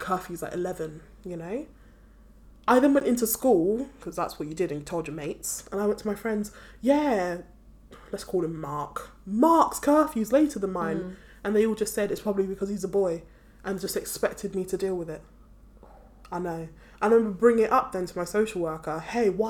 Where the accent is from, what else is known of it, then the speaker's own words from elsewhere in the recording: Nigeria; now in United Kingdom; I'm from Nigeria.